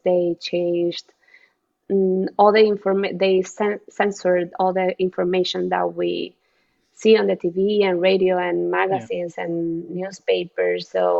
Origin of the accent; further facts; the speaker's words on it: Venezuela; now in United States; growing up in Latin America is very different than growing up in the US in general.